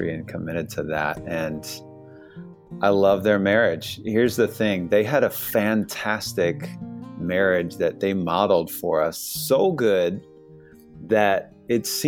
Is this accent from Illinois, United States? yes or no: yes; Chicago, Illinois, United States; now in Washington, D.C., United States; We're in Washington, D.C., and originally from Chicago